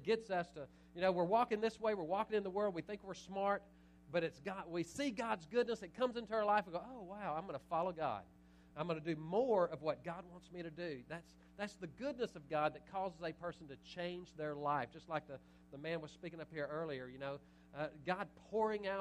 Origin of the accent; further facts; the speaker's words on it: Little Cypress, Texas, United States; now in Nederland, United States; I'm from Little Cypress originally, but I live in Nederland the last 19 years